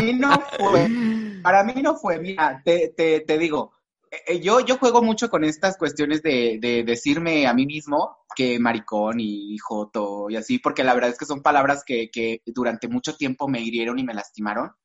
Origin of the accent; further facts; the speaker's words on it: Valles Centrales, Oaxaca, Mexico; soy de Valles Centrales, soy, digamos, de cerca del centro o del centro de Oaxaca.